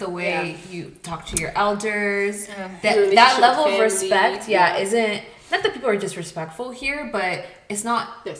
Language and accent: English; Columbus, Ohio, United States; moved away; also born or lived in Ethiopia / Charlotte; I'm originally from Columbus, Ohio. Mm-hmm. But I did live in Ethiopia for 2 years